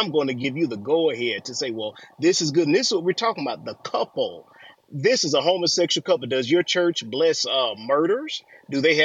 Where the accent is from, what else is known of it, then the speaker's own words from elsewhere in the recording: Alabama, United States; I'm from Alabama.